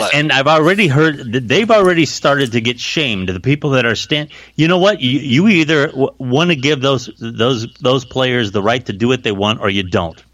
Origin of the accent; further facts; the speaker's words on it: Canton, Ohio, United States; I'm from Canton